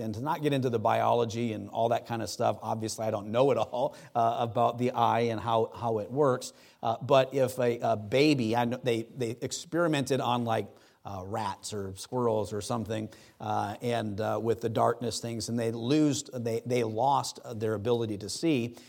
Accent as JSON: {"language": "English", "region": "Wisconsin", "country": "United States", "tie": "born or raised there", "said": "I grew up in Wisconsin on Lake Superior"}